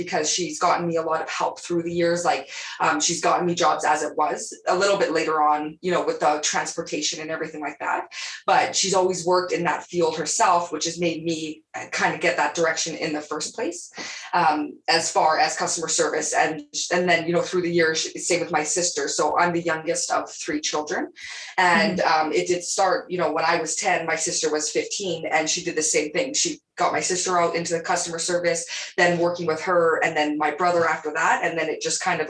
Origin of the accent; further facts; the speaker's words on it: Calgary, Alberta, Canada; also born or lived in Lethbridge, Alberta; I've just been Calgary, you know, Alberta, pretty much. I was actually born in Lethbridge, Alberta